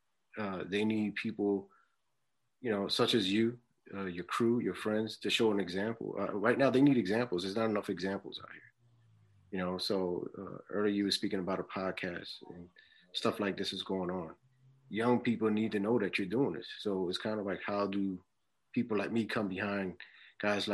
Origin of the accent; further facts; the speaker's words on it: Philadelphia, Pennsylvania, United States; I'm born and raised in Philly